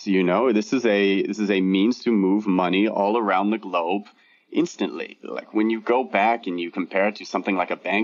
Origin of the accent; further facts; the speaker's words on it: Southern California, United States; also born or lived in New York / Los Angeles; I was born and raised in Southern California, went to university in New York